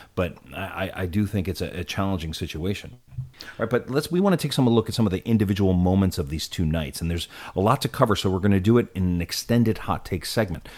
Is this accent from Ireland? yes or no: no; United States; one of the most disheartening moments I can remember as an American